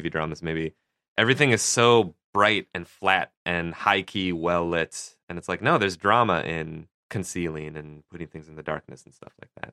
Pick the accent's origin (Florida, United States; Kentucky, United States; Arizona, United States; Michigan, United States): Michigan, United States; Detroit; I'm from Detroit